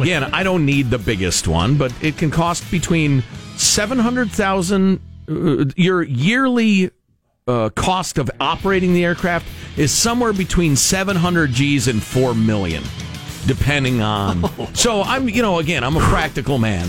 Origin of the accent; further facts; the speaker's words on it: California, United States; as a Californian